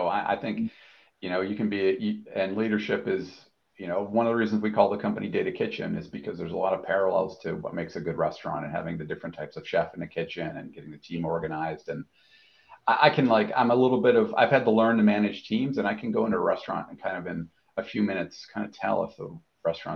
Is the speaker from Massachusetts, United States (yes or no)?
yes; Massachusetts, United States; I'm from Massachusetts